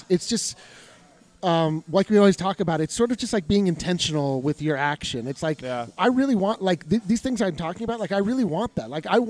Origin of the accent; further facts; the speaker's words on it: Colorado, United States; I'm from Colorado. You know, we're all from Colorado, right?